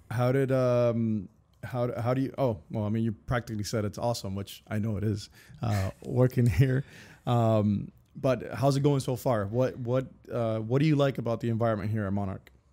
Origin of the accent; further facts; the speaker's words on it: Cuba; now in Miami, United States; I'm from Cuba